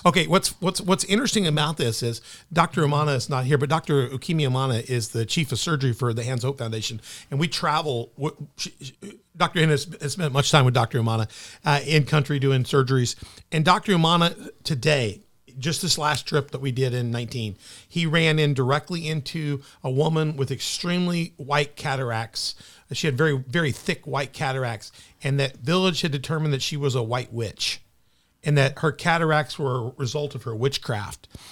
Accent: Memphis, Tennessee, United States; born or raised there; now in Southern Illinois, United States

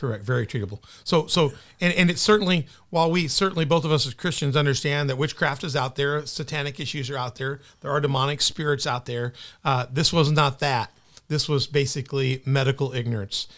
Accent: Memphis, Tennessee, United States; born or raised there; now in Southern Illinois, United States

